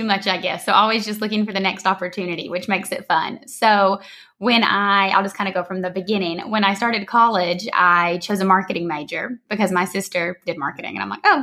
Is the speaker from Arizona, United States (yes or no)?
no; Georgia, United States; moved away as an adult; also born or lived in San Diego, California; now in Costa Rica; I'm from Georgia originally. I always have to say that because I have quite an accent